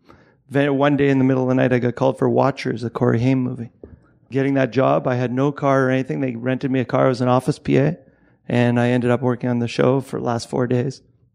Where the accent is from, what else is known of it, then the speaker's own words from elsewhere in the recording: Winnipeg, Manitoba, Canada; moved away as an adult; also born or lived in Toronto, Canada; now in Los Angeles, United States; I'm from Winnipeg, which is above the Dakotas in Canada. I went to Toronto to go to film school